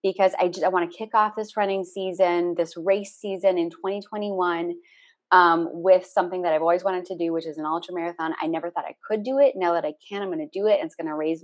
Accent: Minneapolis, Minnesota, United States; moved away; also born or lived in Los Angeles; my hometown of Minneapolis in St. Paul

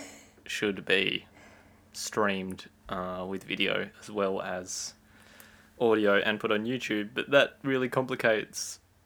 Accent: Australia; as an Australian

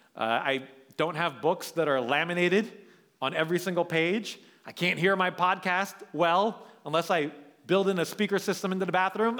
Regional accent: New York, United States; moved away as an adult; now in San Francisco, United States; We were born and raised in New York

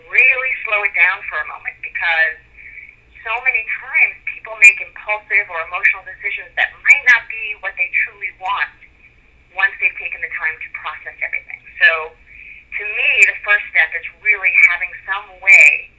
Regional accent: New York City, New York, United States; moved away as an adult; also born or lived in Long Island / Manhattan; now in Delray Beach, United States; I'm originally from New York City, where I was trained and then licensed as a psychologist

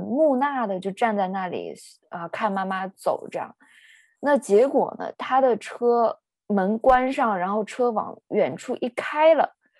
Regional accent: Northeast China, China; 我是出生在中国的东北，嗯。呃，在，呃，我的老家。然后父母离婚之后呢，他们都，呃，纷纷地，呃，搬离开了我的老家。所以我从小是跟我的爷爷奶奶长大的

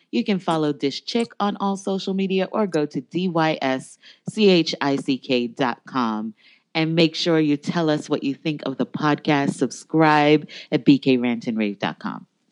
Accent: United States; I'm an American

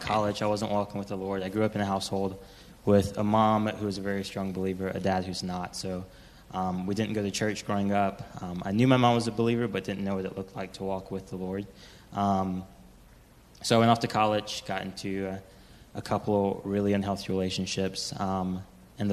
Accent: Colombia; moved away; I am from Colombia.

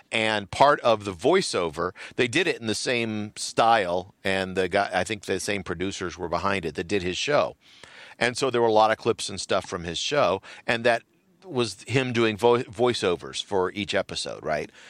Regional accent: United States; I'm an American.

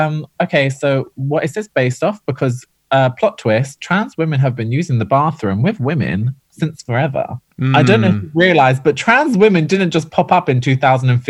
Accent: Ireland; We're both Irish

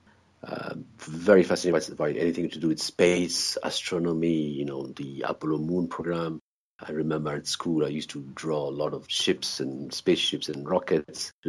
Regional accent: Brussels, Brussels-Capital Region, Belgium; growing up in Brussels.

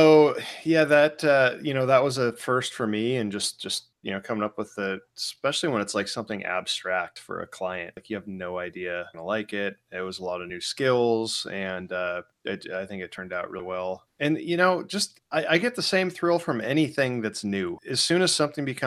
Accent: Spokane, Washington, United States; now in New Port Richey, United States; I grew up in Spokane

